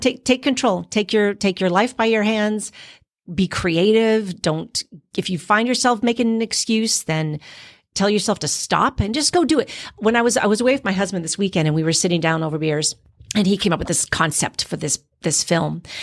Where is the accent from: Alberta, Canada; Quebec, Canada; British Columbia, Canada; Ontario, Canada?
Quebec, Canada; now in Florida, United States; I didn't grow up in the islands. I grew up in Quebec.